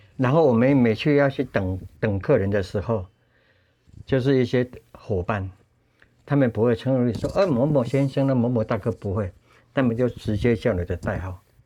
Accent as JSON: {"language": "Chinese", "town": "Tainan", "country": "Taiwan", "tie": "born or raised there", "moved": "yes", "said": "以前在我的故乡南部台南，有一阵子我依赖开汽车为生"}